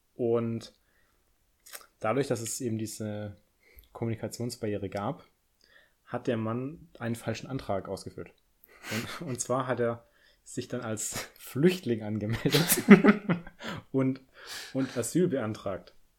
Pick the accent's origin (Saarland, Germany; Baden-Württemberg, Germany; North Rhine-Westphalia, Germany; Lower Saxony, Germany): Baden-Württemberg, Germany; Swabia; accent: Swabian; ich komme ja aus dem Schwabenland. Deine Schwester hat ja auch meinen Akzent kritisiert, was in dem Fall ja eigentlich ein ja, Dialekt ist.